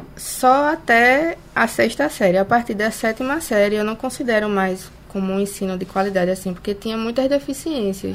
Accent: bairro da Vaz, Pernambuco, Brazil; now in Olinda, Brazil; eu morei 27 anos né, no bairro da Vaz, é hoje que eu não moro mais lá, eu me mudei. Hoje eu moro na periferia de Olinda

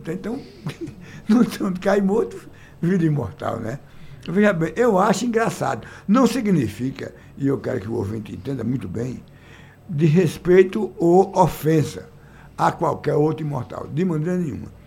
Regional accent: Salgueiro, Pernambuco, Brazil; lá no sertão de Pernambuco, eu nasci e me criei lá em Salgueiro

